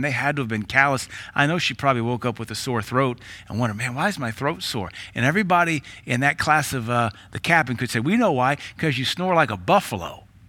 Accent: United States; we are American minded

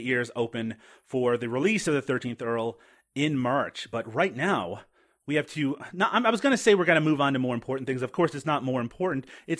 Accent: Canada; I'm a Canadian

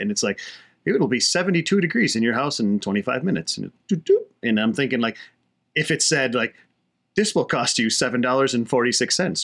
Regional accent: United States; as an American society

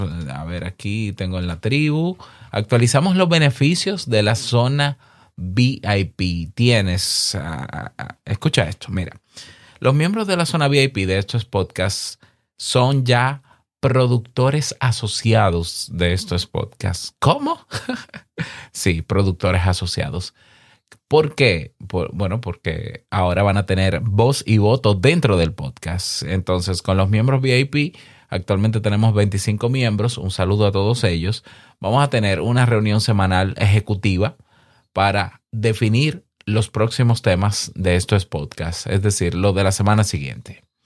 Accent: Dominican Republic; En mi país, en República Dominicana

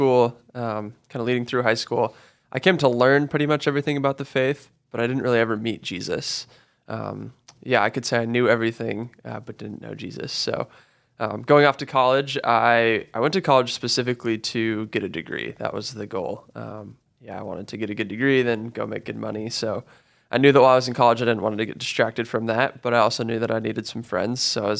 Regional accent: Colorado, United States; So I grew up actually just outside of Denver.

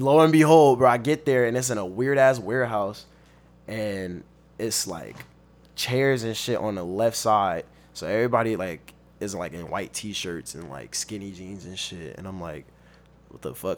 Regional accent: Long Beach, California, United States; also born or lived in Compton / Fontana; I've been in Long Beach since I was fourth grade, and, uh, I'm from Long Beach. That's what I claim.

